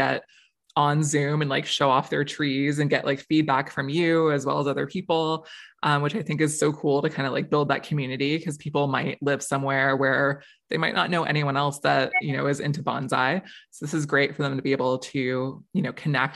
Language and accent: English; Florida, United States; moved away; I grew up in Florida. I have survived many hurricane seasons down there.